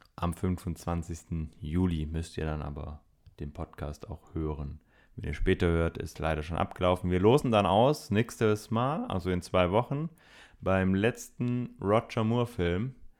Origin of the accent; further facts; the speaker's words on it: Swabia, Germany; ich bin Schwabe